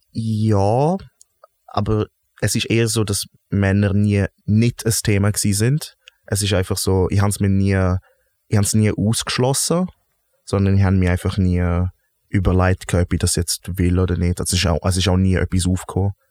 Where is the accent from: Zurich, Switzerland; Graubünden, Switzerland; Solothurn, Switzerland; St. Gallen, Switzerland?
Graubünden, Switzerland; Wo bist du aufgewachsen? Bündnerland, Zielands.